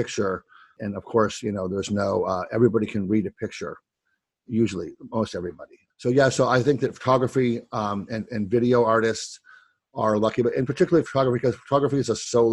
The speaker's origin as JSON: {"language": "English", "region": "Ohio", "country": "United States", "tie": "born or raised there", "said": "I grew up in Ohio and it was a very, very flat place"}